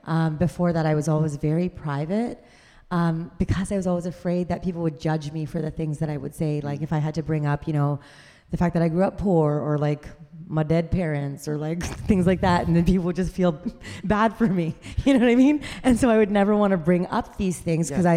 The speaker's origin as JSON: {"language": "English", "country": "Canada", "said": "I'm a Canadian"}